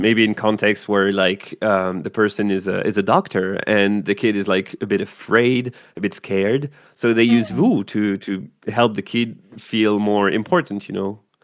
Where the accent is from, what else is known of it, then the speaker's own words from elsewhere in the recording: France; English is a second language; moved away as an adult; also born or lived in Quebec; I was born in France, so I'm used to um, vouvoiement, um, but also I lived uh, five years in Quebec